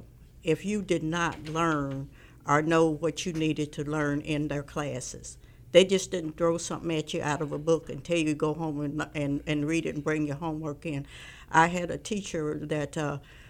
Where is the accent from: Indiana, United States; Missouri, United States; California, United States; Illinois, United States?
Missouri, United States; Columbia; now in Kansas City, United States; We grew up in Columbia, Missouri